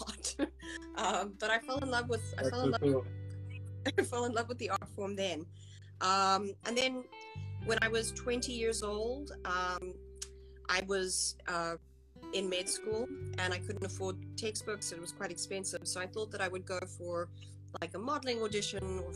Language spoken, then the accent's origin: English; South Africa; moved away as an adult; now in United States; I was born in South Africa. I grew up there, spent 27 years there before I moved here